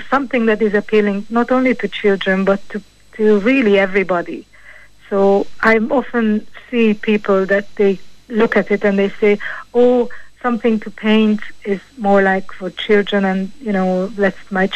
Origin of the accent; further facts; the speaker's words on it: Hungary; moved away as an adult; now in Ireland; I'm from originally from Hungary, and I have an Irish husband